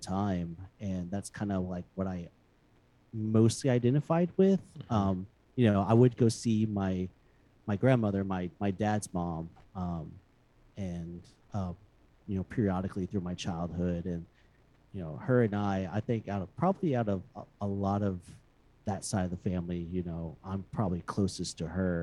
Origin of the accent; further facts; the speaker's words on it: Houston, Texas, United States; moved away as an adult; now in Austin, United States; I was born and raised in Houston, and I spent most of my my young adulthood, well, my childhood and my teenage